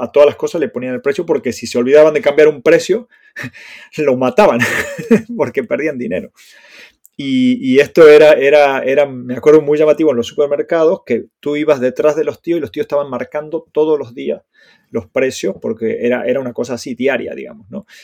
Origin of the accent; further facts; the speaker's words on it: Argentina; moved away as an adult; now in Spain; yo me fui de Argentina en el 2005, ya hace 17 años